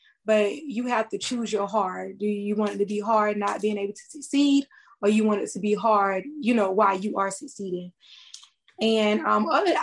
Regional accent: Lamar, South Carolina, United States; also born or lived in Florence, South Carolina; I am from Florence, but I am a native of Lamar, South Carolina.

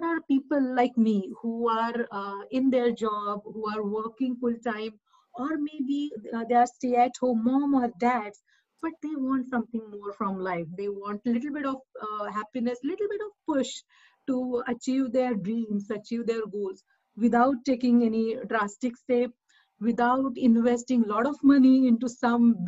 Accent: India; now in New Jersey, United States; I'm from India. I'm based in New Jersey right now

